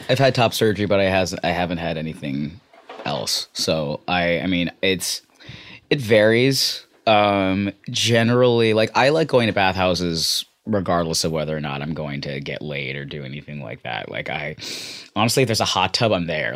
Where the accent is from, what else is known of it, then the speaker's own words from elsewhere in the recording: San Francisco, California, United States; I grew up in San Francisco in the Bay Area